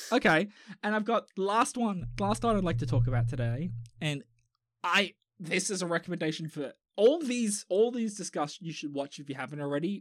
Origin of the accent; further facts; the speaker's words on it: Australia; I'm Australian.